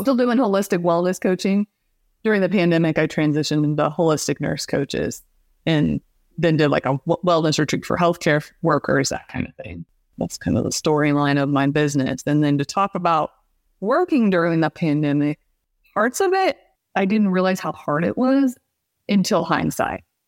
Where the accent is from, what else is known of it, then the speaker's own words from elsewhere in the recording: Midwest, United States; I grew up in the Midwest in a very small town, very rural